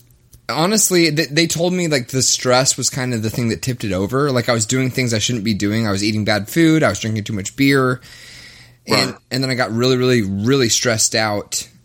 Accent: the South, United States; now in Minneapolis, United States; I'm from the South. So, like, being in Minneapolis is, for me, like a crazy change of pace.

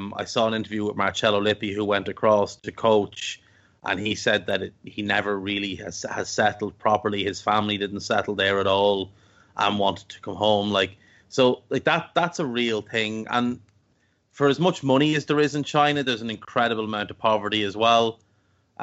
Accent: Ireland; I grew up in Ireland

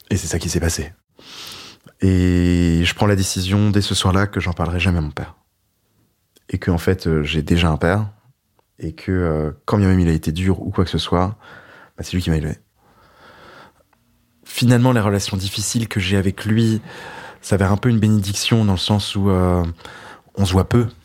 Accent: Brittany, France; je lui parle que je suis breton

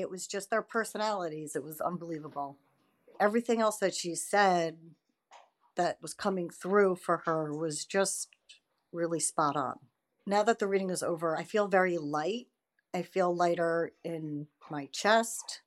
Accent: Westchester, New York, United States; I'm from Westchester, New York

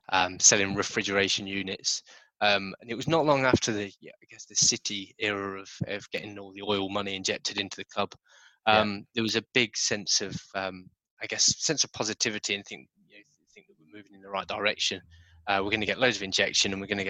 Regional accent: Nottingham, East Midlands, United Kingdom; now in Kent, United Kingdom; I was born in Nottingham.

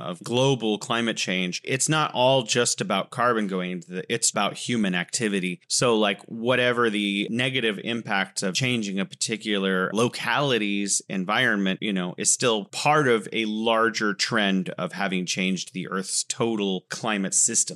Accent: California, United States; moved away as an adult; now in Wuhan, China; growing up in California

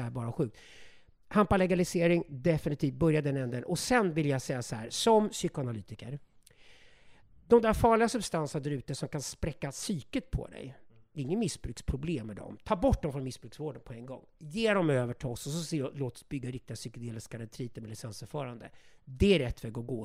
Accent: Sweden; vi godtrogna, naiva svenskar

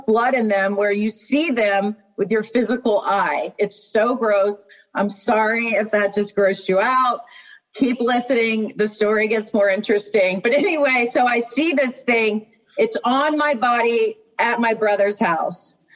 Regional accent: Maryland, United States; I'm from the East Coast, from Maryland.

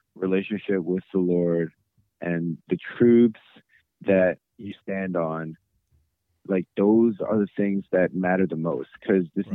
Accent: United States; being proud of being Korean. I'm also American

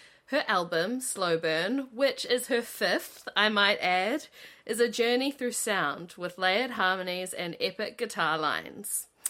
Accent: New Zealand; I'm from Tingaroo

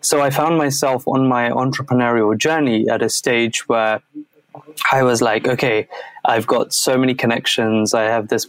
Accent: Croydon, London, United Kingdom; So I grew up in a small town called Croydon. It's actually not, is it? I mean, it's small to the world, but in London, it's like one of the biggest towns that there is. And the area I grew up is an area called Thornton Heath

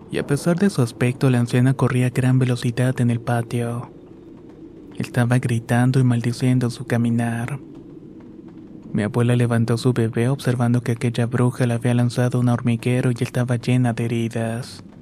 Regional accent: Colombia; now in United States; cuando aún residía en mi país natal, Colombia.

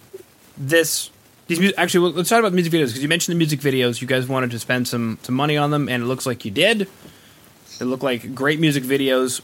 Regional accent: Canada; I'm Canadian

